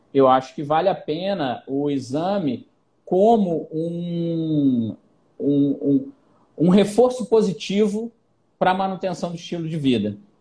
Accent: Rio de Janeiro, Brazil; Eu sou carioca que não vou pra praia

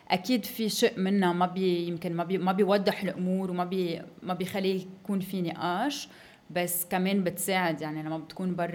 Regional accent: Lebanon; صلح الوضع بانه جمعنا حالنا نحن كلبنانيه آه، ورحنا على تمثال جبران خليل جبران ببوسطن

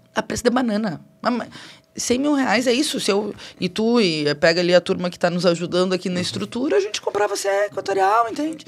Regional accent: Alegrete, Rio Grande do Sul, Brazil; moved away as an adult; now in Porto Alegre, Brazil; Eu já estava em Porto Alegre, sou natural do Alegrete, mas vim para cá em 2001

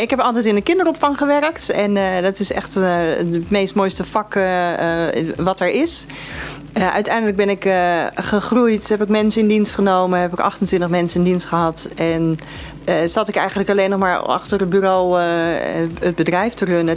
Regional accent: Eemnes, Utrecht, Netherlands; Ik kom uit Eemnes

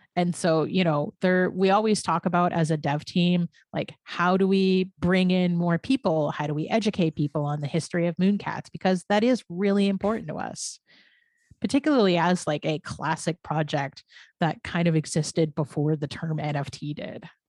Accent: Canada; I'm a Canadian

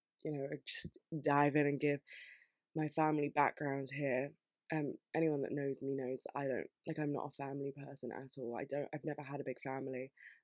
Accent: United Kingdom; being here and being born here and being British

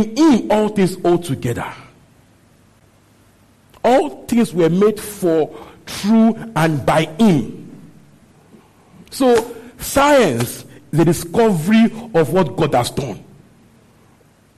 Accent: Nigeria; growing up in Christianity in Nigeria

